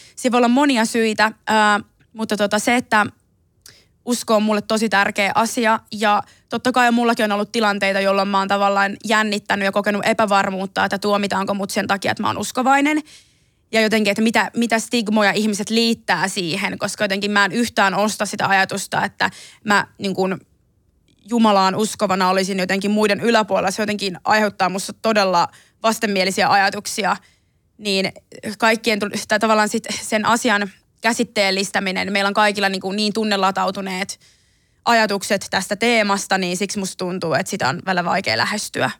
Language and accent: Finnish; Ilmajoki, South Ostrobothnia, Finland; first language Finnish; also born or lived in Belgrade, Serbia; mähän on itse asunut Ilmajoella 12 000 asukkaan pikkukylässä Etelä-Pohjanmaalla